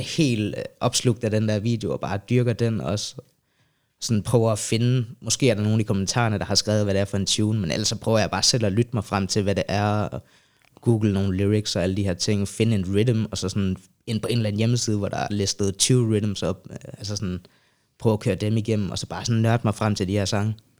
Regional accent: Sønder Omme, Southern Denmark, Denmark; moved away as an adult; now in Copenhagen, Denmark; jeg er fra Jylland, rigtigt. Øh, fra en lille by, der hedder Sønder Omme, tæt ved Legoland, Billund. Så flytter jeg til København som 18-årig

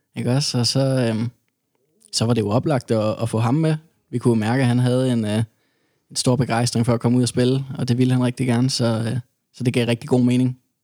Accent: Odense, Southern Denmark, Denmark; jeg kommer jo fra Odense

